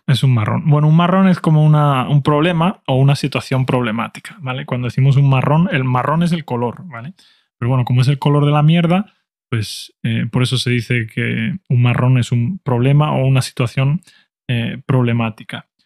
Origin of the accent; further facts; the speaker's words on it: Spain; mi opinión como español